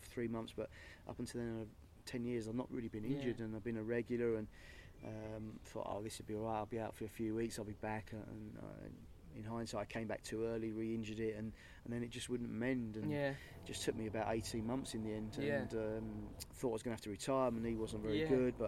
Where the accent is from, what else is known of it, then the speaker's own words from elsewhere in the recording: St Albans, East of England, United Kingdom; I'm from St Albans